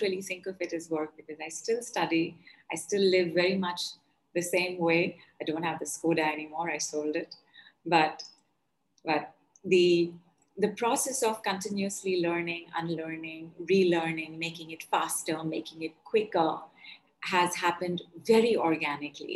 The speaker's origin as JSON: {"language": "English", "region": "North India", "country": "India", "said": "I'm from India and I am from North India."}